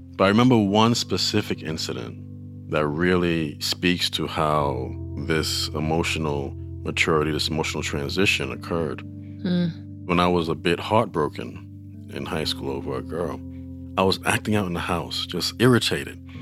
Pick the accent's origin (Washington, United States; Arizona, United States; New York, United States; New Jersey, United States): New York, United States; New York City; I'm from New York City. I grew up in the Bronx